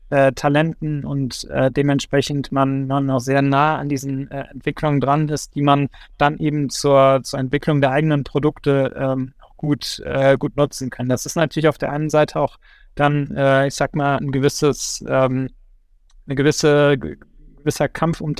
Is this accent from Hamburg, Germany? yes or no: no; Bergheim, North Rhine-Westphalia, Germany; als, als, als äh, Kölsche Jung aus, äh, aus Bergheim kann ich auch nur das Rheinland jedem, äh, jedem empfehlen.